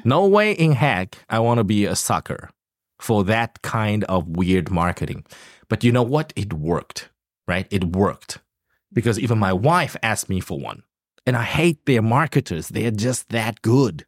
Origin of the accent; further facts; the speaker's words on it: South Africa; moved away; grew up in South Africa